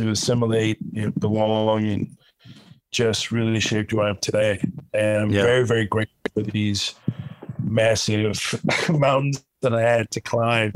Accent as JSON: {"language": "English", "town": "Houston", "region": "Texas", "country": "United States", "tie": "born or raised there", "also_born_or_lived": "Kuwait", "said": "I was born in Kuwait. I left Kuwait when I was 9 years old during the first Gulf War. Ended up in Houston, Texas, y'all. And it's been home since then, since 1990"}